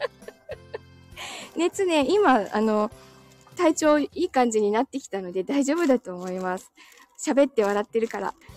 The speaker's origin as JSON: {"language": "Japanese", "town": "Chigasaki", "region": "Kanagawa", "country": "Japan", "tie": "born or raised there", "said": "子供の頃茅ヶ崎で育ってる"}